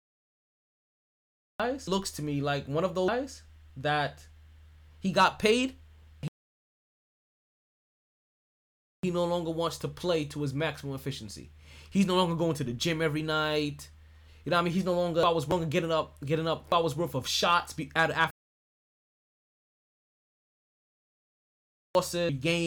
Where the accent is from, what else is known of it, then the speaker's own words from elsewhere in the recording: South Florida, United States; I'm from South Florida.